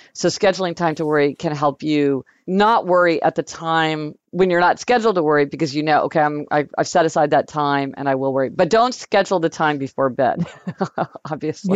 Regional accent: Kansas City, United States; now in New York City, United States; when we were growing up in Kansas City

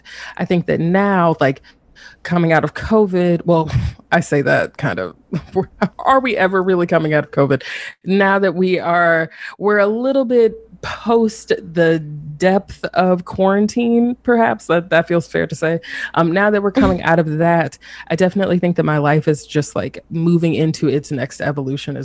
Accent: the South, United States; now in North Carolina, United States; So I'm based in North Carolina, and I'm from the South.

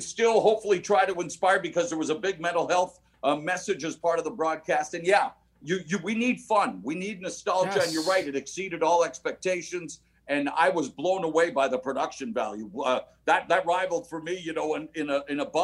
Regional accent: Vancouver, British Columbia, Canada; moved away; also born or lived in Toronto; I started my career at 16 in my hometown of Vancouver

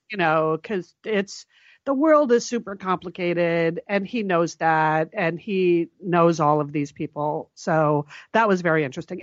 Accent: Connecticut, United States; when we were growing up in Connecticut, and both of our parents were from New Haven

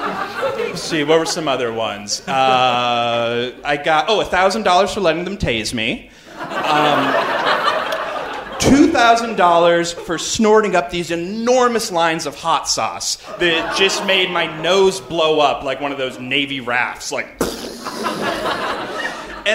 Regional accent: Canada; I'm from Canada.

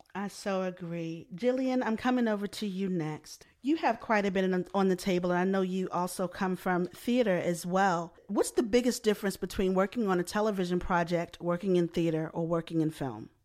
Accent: Baltimore, Maryland, United States; I'm from Baltimore as well

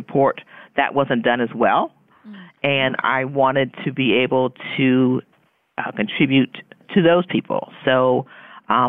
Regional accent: Key West, Florida, United States; moved away; I grew up in Key West, where my mother was the social worker in Key West

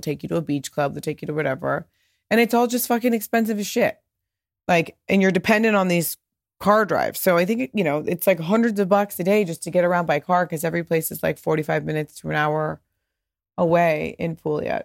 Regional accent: United States; I'm American and I've come to Italy many times as an American.

